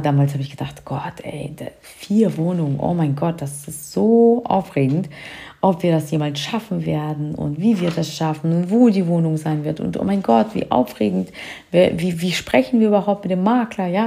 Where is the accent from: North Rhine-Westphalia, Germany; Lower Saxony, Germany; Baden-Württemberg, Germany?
Lower Saxony, Germany; near Hanover; Wir kommen hier aus der Nähe von Hannover